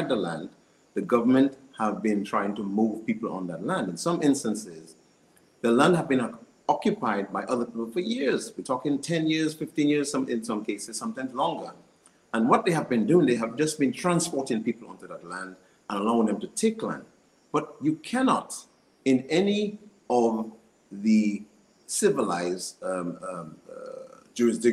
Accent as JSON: {"language": "English", "region": "Saint Joseph", "country": "Dominica", "tie": "born or raised there", "said": "I grew up in the St. Joseph area. I spent most of my youth on the lands"}